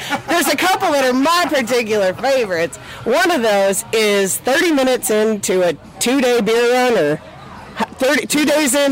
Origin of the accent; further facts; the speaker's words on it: East Tennessee, United States; I'm from Tennessee too, so just a little bit further down the road in East Tennessee